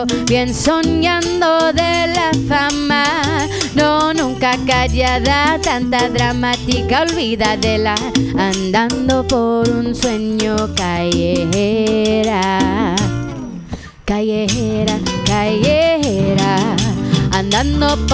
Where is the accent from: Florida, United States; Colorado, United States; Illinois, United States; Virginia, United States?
Illinois, United States; Chicago; now in San Francisco, United States; I'm from Chicago